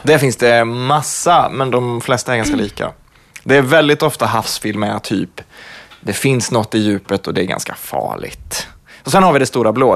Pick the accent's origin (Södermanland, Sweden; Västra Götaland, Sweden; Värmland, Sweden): Värmland, Sweden; jag är från Värmland